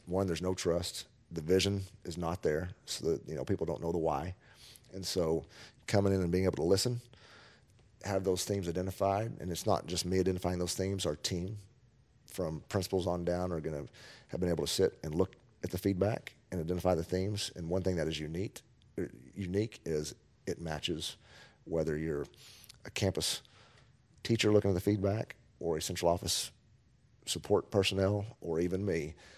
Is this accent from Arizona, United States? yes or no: no; Amarillo, Texas, United States; now in Kerrville, United States; my hometown from where I grew up in Amarillo, Texas